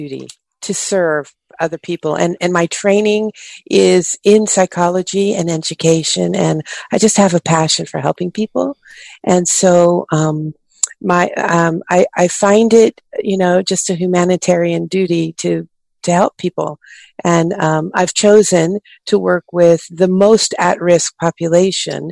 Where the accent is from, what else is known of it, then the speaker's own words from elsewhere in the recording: Oakland, California, United States; I grew up in Oakland, California